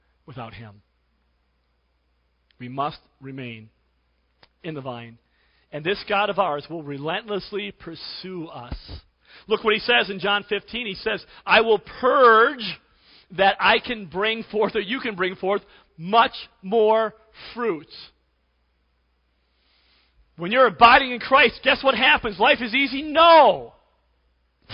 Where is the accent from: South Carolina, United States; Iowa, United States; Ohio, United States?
Ohio, United States; Cleveland; When I was a kid growing up in Cleveland